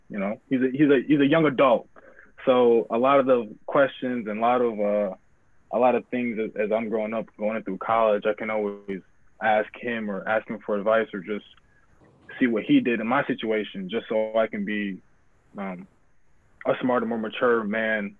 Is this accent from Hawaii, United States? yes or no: no; Grand Rapids, Michigan, United States; I was born and raised in Grand Rapids.